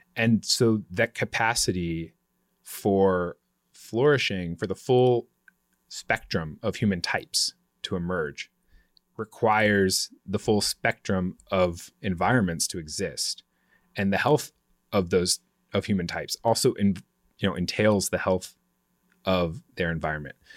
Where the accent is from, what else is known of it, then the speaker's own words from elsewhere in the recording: Vancouver, Washington, United States; also born or lived in Portland, Oregon; now in Washington, D.C., United States; I was born in Portland, grew up right outside it, across the Columbia River in Vancouver, Washington, which is the original Vancouver